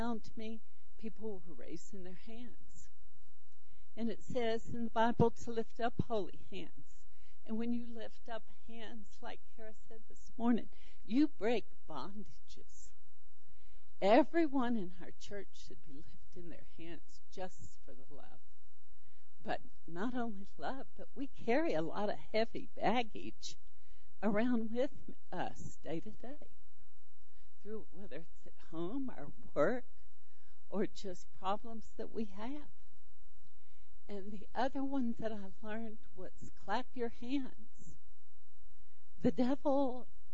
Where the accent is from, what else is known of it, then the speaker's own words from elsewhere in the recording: Charlotte, North Carolina, United States; moved away as an adult; also born or lived in California; moved from California back to Charlotte, which was my hometown